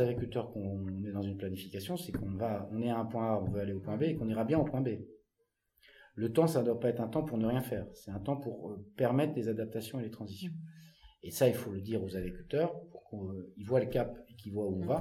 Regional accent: Paris, Île-de-France, France; moved away; also born or lived in Loir-et-Cher; Une enfance assez classique à Paris, puisque je suis né à Paris. J'ai vécu avec ma soeur et mon frère, mes parents à Paris

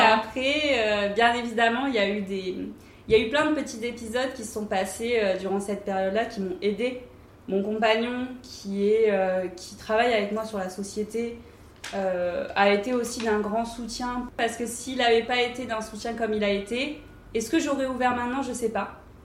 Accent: Antibes, Provence-Alpes-Côte d'Azur, France; also born or lived in Paris; now in Cannes, France; quand j'étais plus jeune et que j'habitais à Antibes, donc chez ma mère

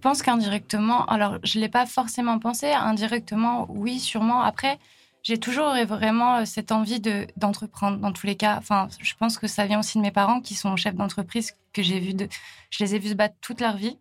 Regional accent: La Bernerie-en-Retz, Pays de la Loire, France; moved away as an adult; also born or lived in Australia; je viens d'à côté de Nantes, et dans un petit village qui s'appelle la Bernerie

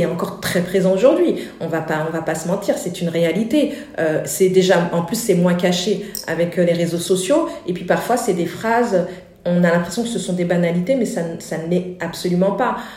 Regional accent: France; les parents sont venus en France et on est né en France. J'ai grandi au Murau

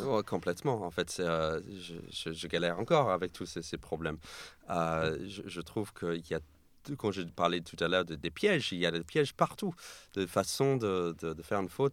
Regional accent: New York, United States; French is a second language; now in France; je suis né et j'ai grandi à New York, mais mes parents sont argentins.

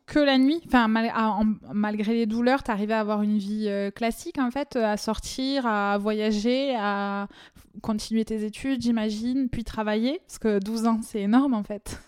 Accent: France; accent: chantant

